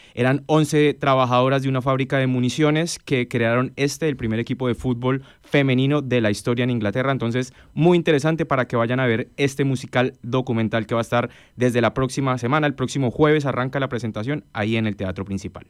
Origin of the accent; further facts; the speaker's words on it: Bogotá, Colombia; moved away as an adult; now in Spain; Bogotá, que la ciudad de donde yo vengo